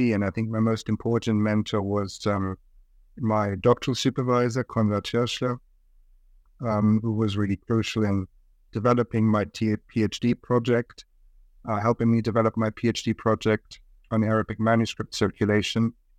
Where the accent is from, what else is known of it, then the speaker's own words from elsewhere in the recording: Munich, Bavaria, Germany; also born or lived in Japan / South Korea / Russia; So I was born in Germany, in Munich. I grew up in Germany, went to school in Germany, but I also lived in other countries, in Japan, in South Korea, Russia.